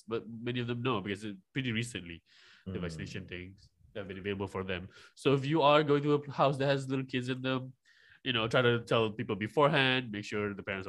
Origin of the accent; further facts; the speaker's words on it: Malaysia; I'm from Malaysia